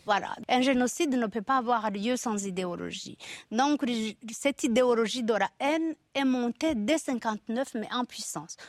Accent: Rwanda; moved away as an adult; now in France; j'ai quitté le Rwanda en 73

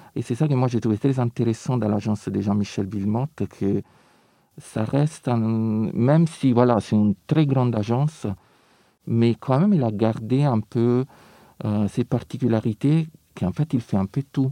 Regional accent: Rome, Lazio, Italy; French is a second language; moved away; je viens de Rome

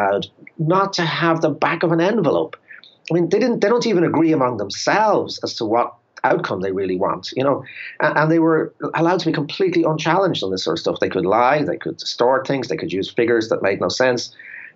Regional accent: Ireland; as an Irish person

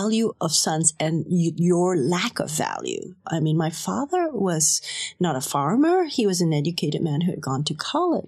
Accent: Kuala Lumpur, Malaysia; I'm like 16 years old. I'm growing up in Kuala Lumpur

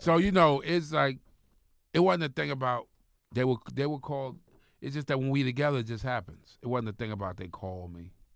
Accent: Long Island, New York, United States; moved away; also born or lived in Jersey; I'm from Long Island

